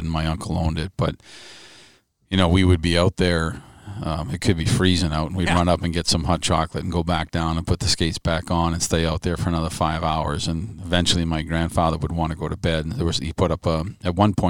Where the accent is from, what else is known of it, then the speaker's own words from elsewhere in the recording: Franklin, Massachusetts, United States; Growing up in Massachusetts, back then when, you know, there wasn't computers